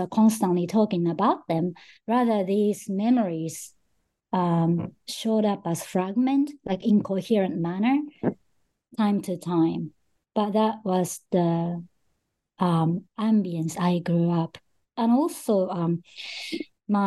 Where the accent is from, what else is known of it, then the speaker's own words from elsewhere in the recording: Japan; also born or lived in Australia / Russia; I was born in Japan and grew up in Japan most of my life